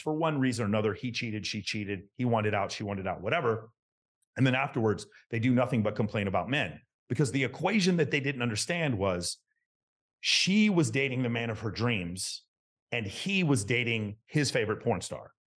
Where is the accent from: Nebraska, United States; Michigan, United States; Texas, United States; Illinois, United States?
Texas, United States; I grew up in Texas in the nineteen eighties.